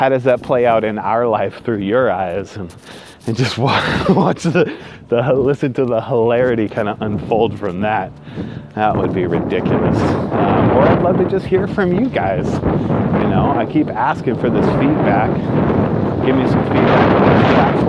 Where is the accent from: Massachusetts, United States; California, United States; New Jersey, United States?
California, United States; Northern; now in Southern California, United States; Born and raised in Northern California, now live in Southern California